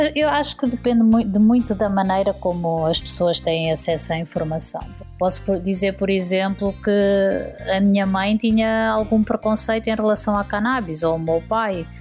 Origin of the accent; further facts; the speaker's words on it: Portugal; falamos a mesma língua, apesar de termos um sotaque diferente